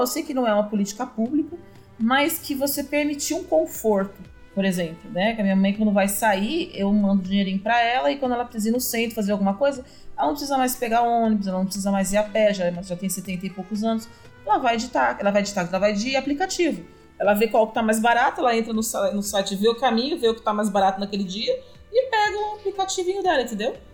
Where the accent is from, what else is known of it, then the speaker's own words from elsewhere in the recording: São Paulo, Brazil; moved away as an adult; now in Iporá, Brazil; Eu sou de São Paulo